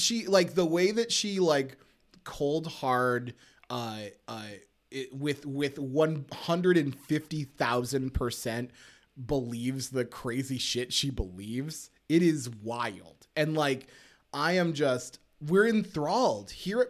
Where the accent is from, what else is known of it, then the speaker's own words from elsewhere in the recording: New Jersey, United States; I'm legit, I'm from Jersey, guy.